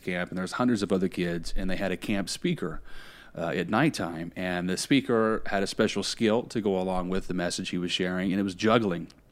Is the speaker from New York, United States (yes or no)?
no; Indiana, United States; now in Tampa, United States; I grew up in Indiana. That's where I'm originally from. I now live in Tampa, Florida